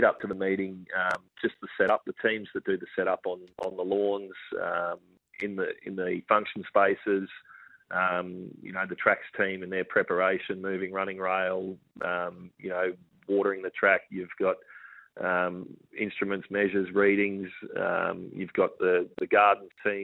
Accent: Queensland, Australia; I grew up in Queensland

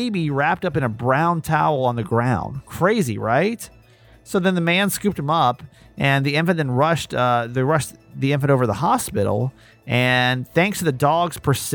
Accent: Maryland, United States; a Maryland feel good story today. This is my hometown.

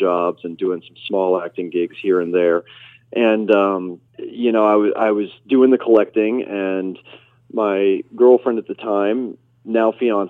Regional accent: Nebraska, United States; My family's from Chicago originally. I was raised in Nebraska.

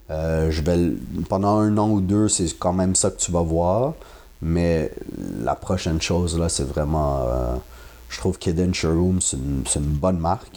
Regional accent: Quebec, Canada; je suis québécois

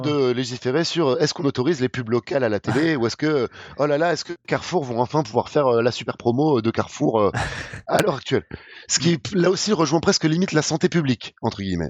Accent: France; on n'est pas habitué en tant que Français

